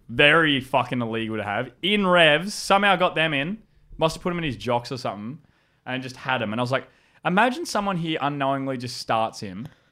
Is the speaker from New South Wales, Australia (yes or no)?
yes; Howlong, New South Wales, Australia; I grew up in a hou-, in a town called Howlong